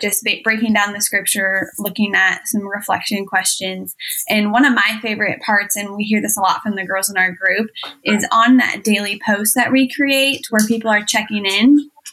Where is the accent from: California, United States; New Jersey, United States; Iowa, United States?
Iowa, United States; I was born and raised in Iowa. We still live here